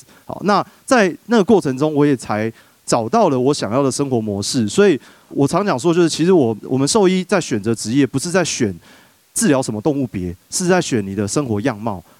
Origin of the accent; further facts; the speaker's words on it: Taipei, Taiwan; moved away as an adult; also born or lived in Yunlin; 我是一个这个从小在台北长大的小孩哦。